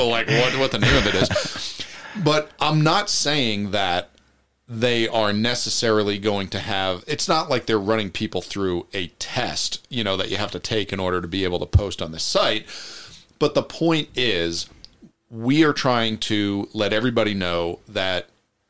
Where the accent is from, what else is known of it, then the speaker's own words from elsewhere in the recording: New Jersey, United States; moved away; I went back to New Jersey to visit my family